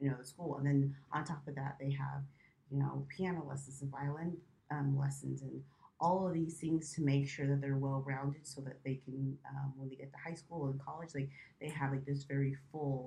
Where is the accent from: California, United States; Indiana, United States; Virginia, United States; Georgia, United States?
California, United States; Southern; moved away as an adult; also born or lived in Kuwait; now in Shanghai, China; I was born and raised in Southern California.